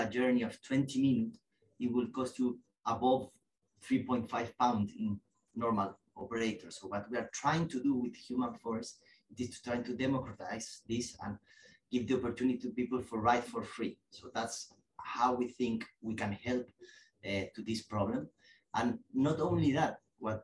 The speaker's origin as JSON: {"language": "English", "country": "Chile", "tie": "born or raised there", "moved": "as an adult", "lives_now": "London, United Kingdom", "said": "In Chile. I'm from Chile"}